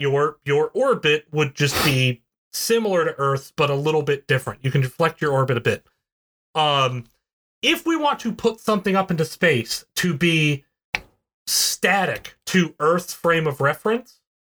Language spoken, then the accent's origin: English; West Virginia, United States; I'm from West Virginia, so I have to pronounce every